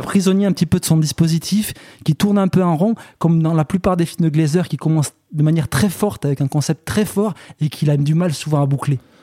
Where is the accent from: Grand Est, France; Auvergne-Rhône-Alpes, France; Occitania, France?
Occitania, France; near Bozouls; à Bozoul, qui est à deux pas de là où j'ai grandi